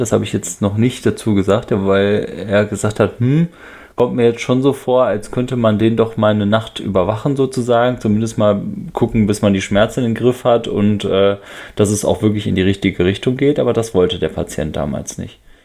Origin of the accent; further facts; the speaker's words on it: Netherlands; moved away; aus meinem Heimatland sozusagen, nämlich aus den Niederlande